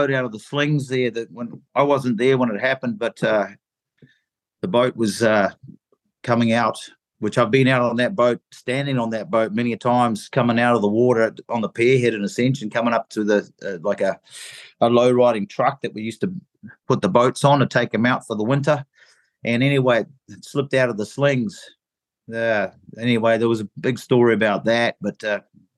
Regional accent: New Zealand; moved away as an adult; also born or lived in England / Cape Verde; I was born in England, and when I was one, we turned up in New Zealand and immigrated to New Zealand. So I'm a bit of a mixture, but spent all my life pretty much in New Zealand

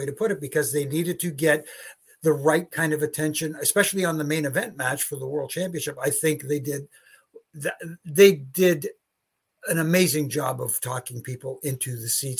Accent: Canada

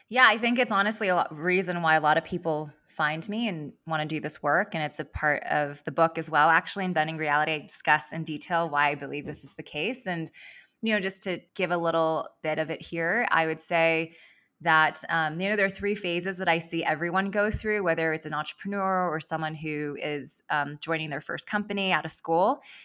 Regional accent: Los Angeles, California, United States; moved away as an adult; also born or lived in East Coast; I grew up in Los Angeles and I moved out to the East Coast in twenty ten, um, to attend college and business school

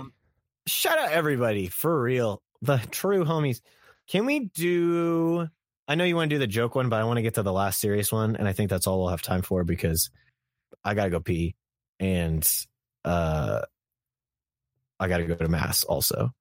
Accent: Kansas, United States; I'm from Kansas, and the streets in Kansas are a bit slow

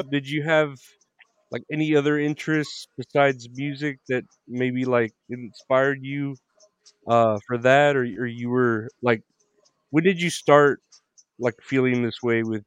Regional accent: Uvalde, Texas, United States; now in San Antonio, United States; I was born and raised in Uvalde. I mean, I didn't move too far. I moved to San Antonio

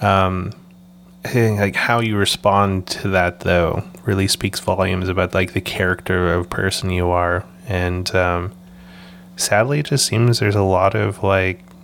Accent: Canada; also born or lived in Vancouver; being able to grow up in Canada

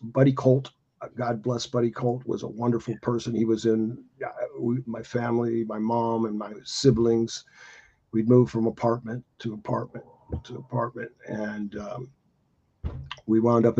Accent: Gary, Indiana, United States; I was born in Gary, Indiana

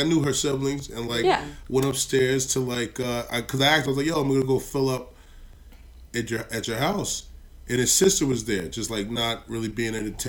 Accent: North Carolina, United States; moved away; Because I'm from North Carolina.

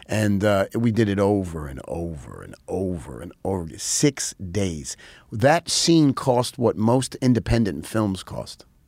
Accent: New York City, New York, United States; also born or lived in Rockland County, New York / Nyack, New York; I grew up in New York. I was, uh, I was, I was in the Bronx till I was about fifteen

